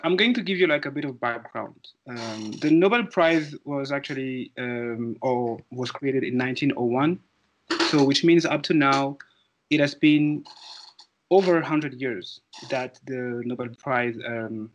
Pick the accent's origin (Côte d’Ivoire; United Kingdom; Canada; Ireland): Côte d’Ivoire; moved away as an adult; now in South Africa; I am from Ivory Coast